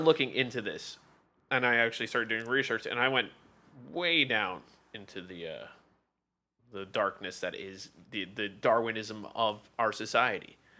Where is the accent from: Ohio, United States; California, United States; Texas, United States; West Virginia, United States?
California, United States; growing up in California, you know the U C system